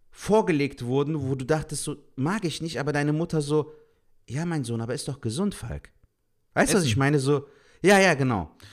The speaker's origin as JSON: {"language": "German", "town": "Cologne", "region": "North Rhine-Westphalia", "country": "Germany", "said": "Aber guck mal, wir freuen uns als Kölner so, als ob wir die Bundesliga"}